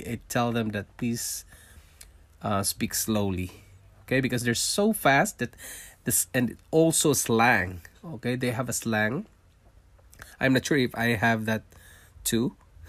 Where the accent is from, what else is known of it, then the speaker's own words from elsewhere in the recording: Singapore; accent: Singlish; English is a second language; now in Canada; and we arrived in Canada and, you know, I can speak English, but it's not a straight English. And my accent is from Singapore, okay? And I get used to listening to the English in Singapore. It's Singlish.